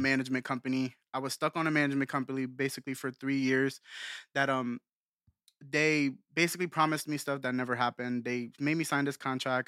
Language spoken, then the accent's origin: English; Bethlehem, Pennsylvania, United States; also born or lived in Allentown, Pennsylvania; I'm from Bethlehem, Pennsylvania